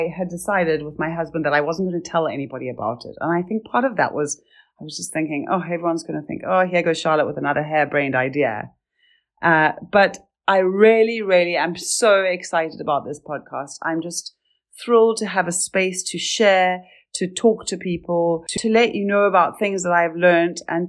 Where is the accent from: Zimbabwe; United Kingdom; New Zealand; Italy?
Zimbabwe; moved away; also born or lived in Cape Town, South Africa; from growing up in Zimbabwe to coming to Cape Town in South Africa